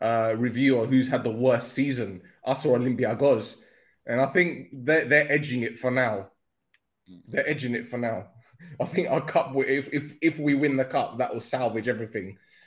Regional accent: London, United Kingdom; Sorry, I'm from London.

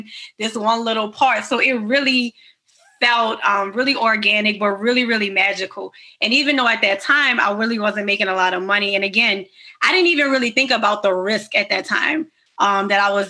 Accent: New Orleans, Louisiana, United States; moved away as an adult; also born or lived in New York; I'm born and raised in New Orleans. So I'm a true NOLA girl

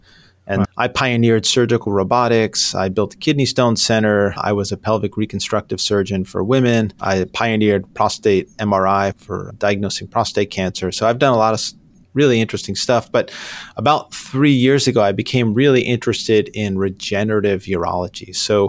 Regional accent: New York, United States; I grew up in New York, but I've lived all over the place.

